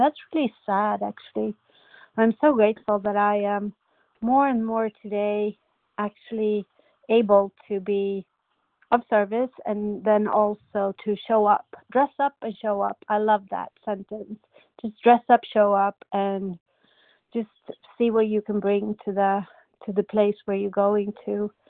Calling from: Sweden; I'm calling in from Sweden

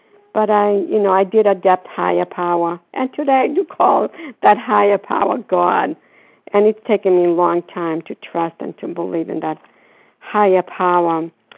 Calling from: Florida, United States; I'm calling from Florida.

